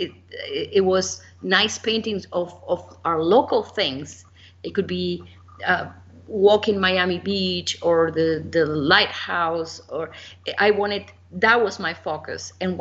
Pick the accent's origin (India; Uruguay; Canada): Uruguay; moved away; I was born in Uruguay